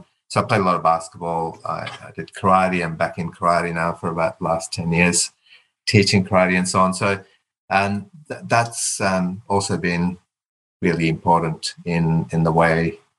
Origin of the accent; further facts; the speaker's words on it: Perth, Western Australia, Australia; because I had a lot to do with Indigenous families growing up in Perth, because my mum was a teacher and then a principal in an all-Indigenous school in WA.